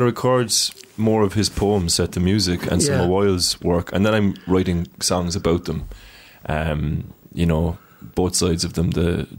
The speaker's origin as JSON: {"language": "English", "country": "Ireland"}